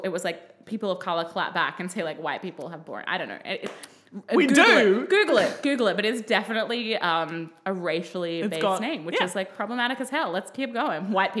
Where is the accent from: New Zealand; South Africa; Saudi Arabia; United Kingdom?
New Zealand; Wellington; Because we're from Wellington.